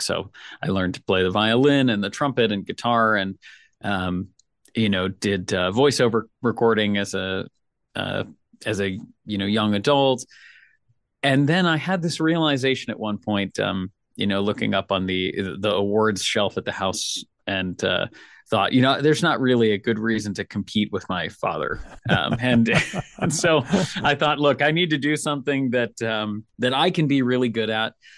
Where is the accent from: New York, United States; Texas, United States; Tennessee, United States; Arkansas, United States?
Tennessee, United States; Nashville; I'm from Nashville